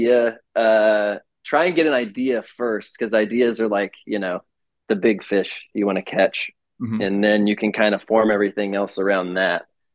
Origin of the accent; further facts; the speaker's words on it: Midwest, United States; I'm from the Midwest